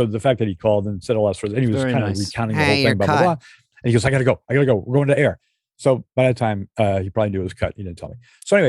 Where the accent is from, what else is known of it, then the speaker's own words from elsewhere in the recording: New York City, New York, United States; It's like New York City. I grew up in New York City.